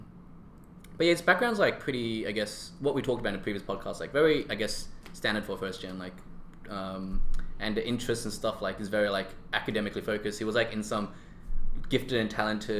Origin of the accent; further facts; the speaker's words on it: Australia; I identify myself as more Aussie than Chinese